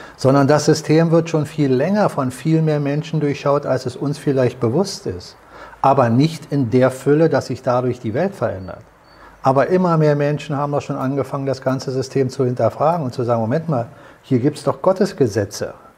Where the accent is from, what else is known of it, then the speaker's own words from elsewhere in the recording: Germany; uns als Deutsche